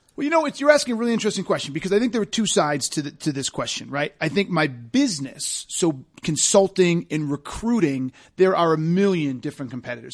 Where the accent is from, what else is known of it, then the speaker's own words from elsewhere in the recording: Massachusetts, United States; moved away as an adult; we grew up in Massachusetts